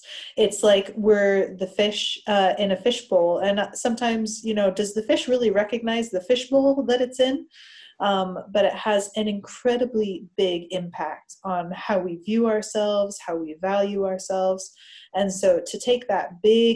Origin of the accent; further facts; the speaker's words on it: United States; moved away as an adult; now in United Kingdom; growing up in America as I did, the schools I went to in America, and then moving over here